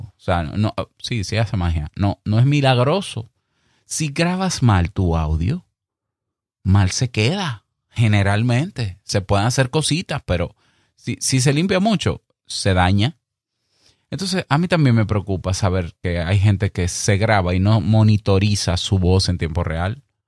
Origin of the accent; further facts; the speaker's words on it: Dominican Republic; accent: Dominican; que se te sale el dominicano, como me pasa a mí de vez en cuando